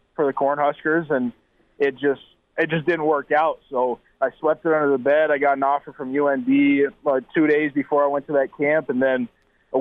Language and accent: English; South Dakota, United States; born or raised there